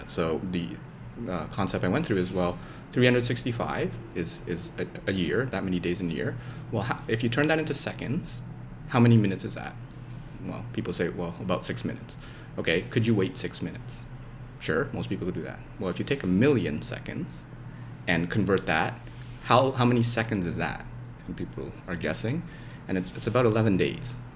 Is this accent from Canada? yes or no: yes; Canada; also born or lived in Indonesia; I moved there from there when I was three, so I basically mm. grew up in, in Canada.